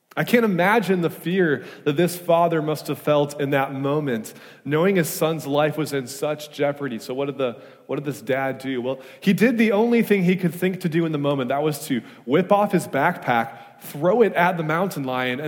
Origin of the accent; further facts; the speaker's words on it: Wisconsin, United States; now in California, United States; I'm from Wisconsin, and moving from the Midwest to California